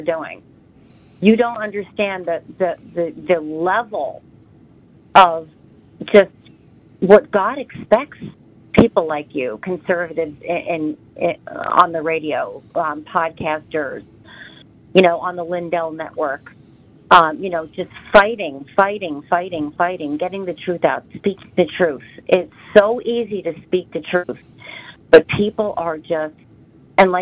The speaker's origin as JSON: {"language": "English", "region": "New Jersey", "country": "United States", "moved": "as an adult", "lives_now": "Pennsylvania, United States", "said": "I'm calling from Pennsylvania. I'm from Jersey, though."}